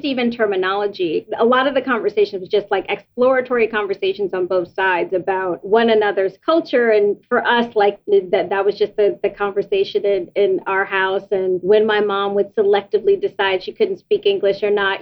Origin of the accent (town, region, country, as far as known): United States; born or raised there